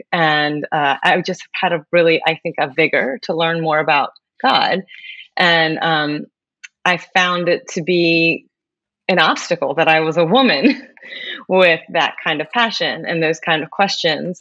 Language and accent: English; Maryland, United States; I am from Maryland